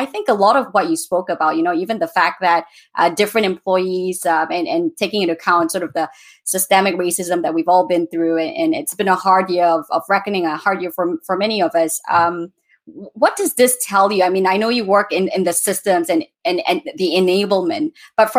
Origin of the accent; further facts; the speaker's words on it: Malaysia; I come from Malaysia